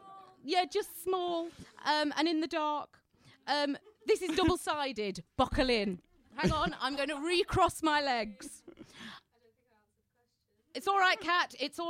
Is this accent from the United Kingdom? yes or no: yes; Dulwich, London, United Kingdom; also born or lived in Colombia / Kathmandu; I was born in Colombia, but my mum and dad moved when I was 6 months old. I mean, it really is. It's the full CV. Moved to Dulwich Village, South London, just to be clear.